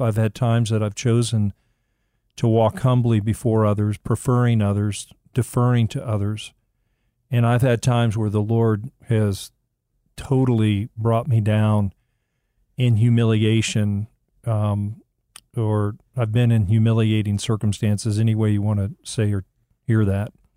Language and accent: English; Miami, Florida, United States; when I was a young boy growing up in Miami